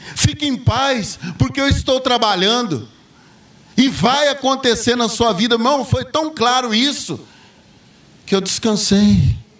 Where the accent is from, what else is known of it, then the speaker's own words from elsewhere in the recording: Patrocínio Paulista, São Paulo, Brazil; eu fui criado ali em Patrocínio Paulista, ali perto de Franca